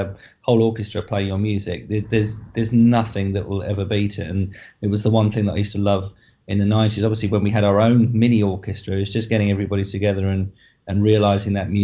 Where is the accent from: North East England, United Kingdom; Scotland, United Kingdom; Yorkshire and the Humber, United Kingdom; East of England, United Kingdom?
East of England, United Kingdom; Essex; I am from Essex